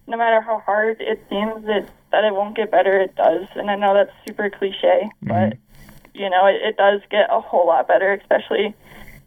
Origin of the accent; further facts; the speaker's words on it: Massachusetts, United States; now in Fort Collins, United States; I grew up in Massachusetts